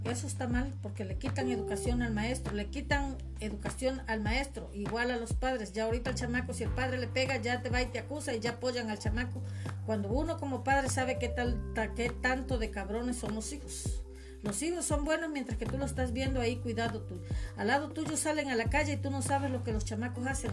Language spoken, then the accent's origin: Spanish; Cárdenas, Tabasco, Mexico; born or raised there